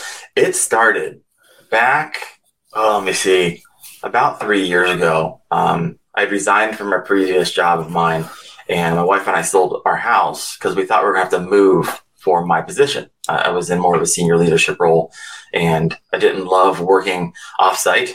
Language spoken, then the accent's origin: English; Northeast Ohio, United States; I'm from Northeast Ohio